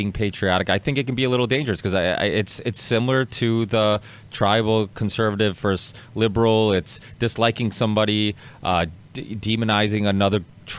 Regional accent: Portugal; born there; I mean, I was born in Portugal. I'm very proud of my culture.

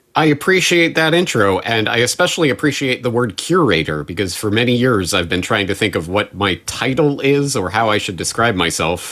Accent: Canada; now in Japan; as a Canadian in Japan

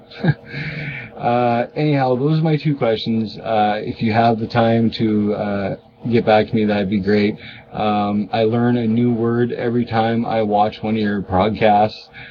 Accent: Alberta, Canada; as Canadians

